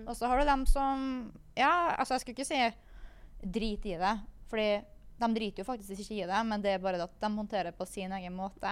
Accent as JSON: {"language": "Norwegian", "town": "Kristiansund", "region": "Møre og Romsdal", "country": "Norway", "moved": "yes"}